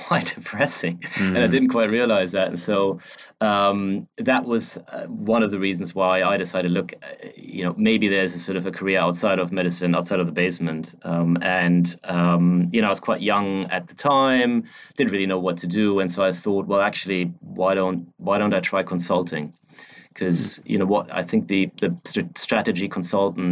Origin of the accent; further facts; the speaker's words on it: Germany; moved away as an adult; now in London, United Kingdom; I'm originally from Germany.